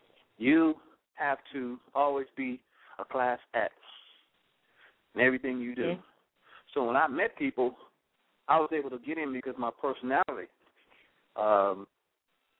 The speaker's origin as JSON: {"language": "English", "town": "Los Angeles", "region": "California", "country": "United States", "tie": "born or raised there", "said": "I'm a little black kid growing up in South Central LA."}